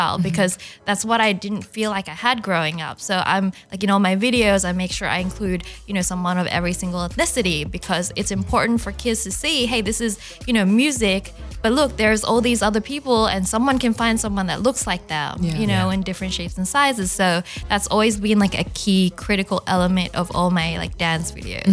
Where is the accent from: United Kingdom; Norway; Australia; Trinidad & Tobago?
Australia; English is a second language; also born or lived in China; as a, you know, Chinese growing up in Australia